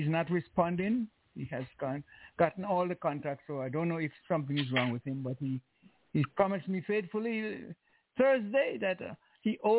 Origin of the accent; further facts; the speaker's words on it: Liberta, Saint Paul, Antigua & Barbuda; moved away; also born or lived in Fort Lauderdale; I was born in Liberta